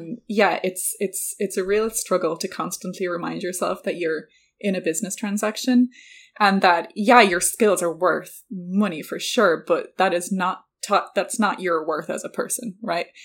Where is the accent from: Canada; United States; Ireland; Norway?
Ireland; I'm Irish